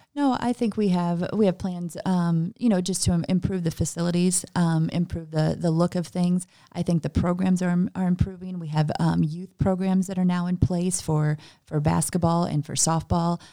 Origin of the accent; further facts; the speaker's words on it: Gillespie, Illinois, United States; also born or lived in Kankakee, Illinois; I am actually from Gillespie